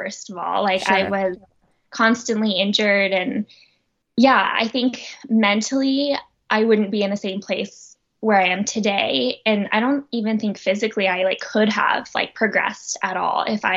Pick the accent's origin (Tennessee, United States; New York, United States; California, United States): California, United States; Oakland; now in Boulder, United States; originally from Oakland, California. So Northern California